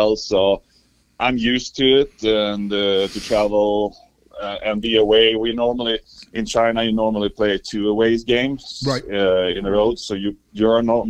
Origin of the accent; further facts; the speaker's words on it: Sweden; moved away as an adult; now in Louisville, United States; I'm from Sweden. I grew up there.